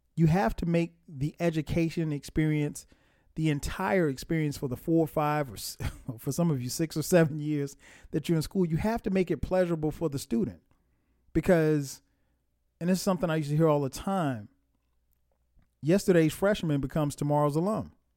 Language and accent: English; Florence, South Carolina, United States; I'm from Florence, South Carolina